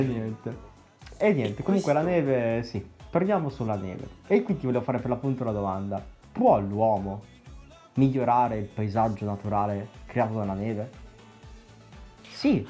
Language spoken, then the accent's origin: Italian; a small town in the Mantua area, Lombardy, Italy